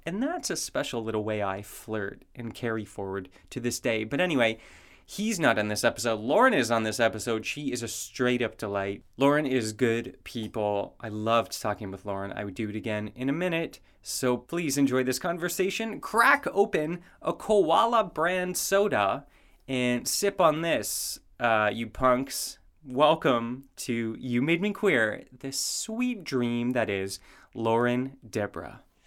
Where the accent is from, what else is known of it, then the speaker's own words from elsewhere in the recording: Canada; moved away; also born or lived in United States; I'm from Canada.